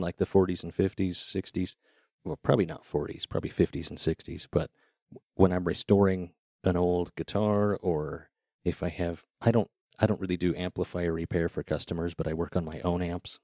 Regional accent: Idaho Falls, Idaho, United States; moved away as an adult; also born or lived in Seattle; I grew up in Idaho Falls

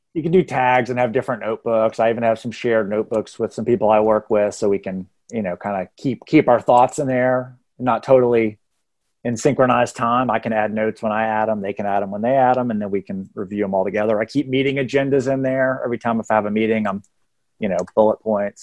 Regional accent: Texas, United States; now in Atlanta, United States; I went to college twelve-hour drive away from where I grew up in Texas.

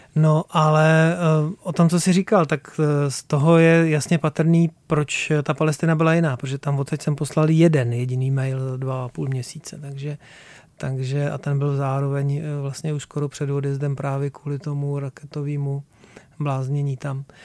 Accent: Plzeň Region, Czechia; já jsem z Plzeňska

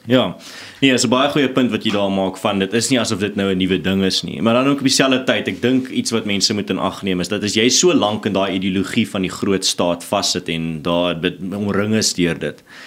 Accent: Stellenbosch, Western Cape, South Africa; ek kom self van Stellenbosch af

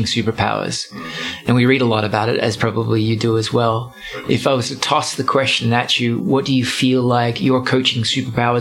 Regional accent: Australia; I'm Australian

